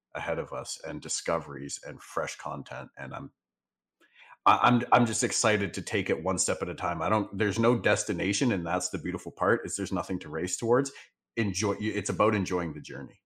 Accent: the Northwest, Pacific Northwest, United States; I'm from the Northwest, so I, I live five minutes away from mountains and five minutes away from the beach

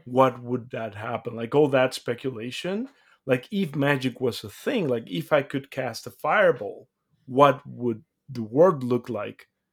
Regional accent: Mexico; moved away; I'm come from Mexico. I was born and raised there

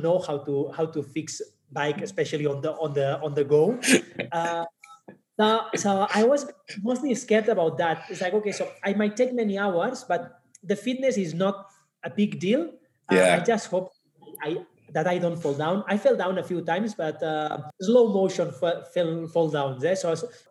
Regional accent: Barcelona, Catalonia, Spain; moved away as an adult; now in Kenya; I'm originally from Barcelona, Spain, based in Kenya since 2015

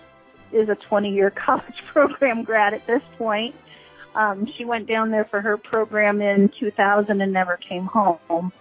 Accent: Missouri, United States; born or raised there; also born or lived in Florida

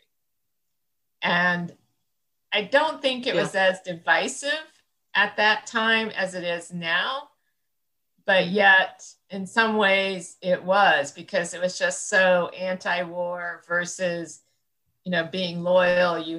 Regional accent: central Illinois, United States; I grew up in a small town, you know, small farming community in central Illinois

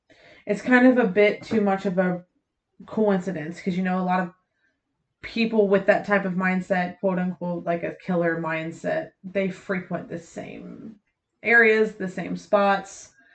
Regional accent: Ohio, United States; I'm from Ohio. I don't care.

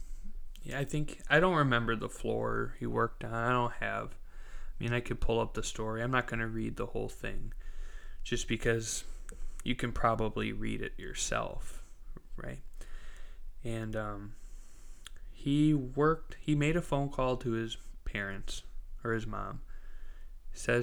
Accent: Midwest, United States; I was a little kid growing up in the Midwest

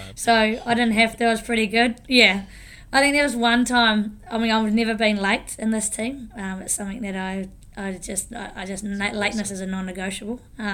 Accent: Taranaki, New Zealand; I'm from Taranaki, from the Neki, so grew up there.

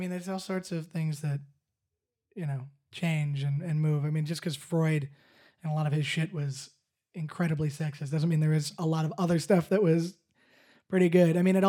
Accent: Canada; I mean, I'm Canadian too, but I'm half American, so...

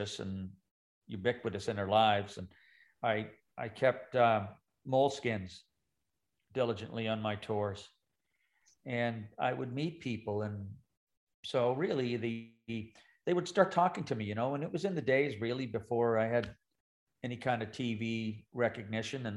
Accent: Glace Bay, Nova Scotia, Canada; I was born on the Coal Town Road in Glace Bay

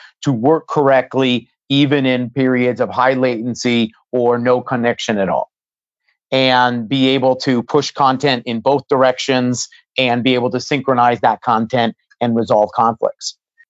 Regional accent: Silicon Valley, California, United States; I've been fortunate growing up in Silicon Valley to have some really great mentors.

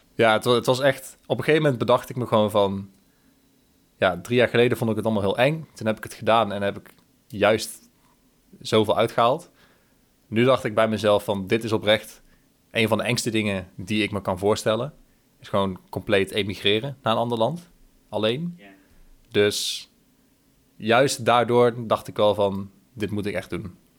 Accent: 's-Hertogenbosch, North Brabant, Netherlands; moved away as an adult; also born or lived in Breda, Netherlands; now in Australia; Ik kwam uit Den Bosch

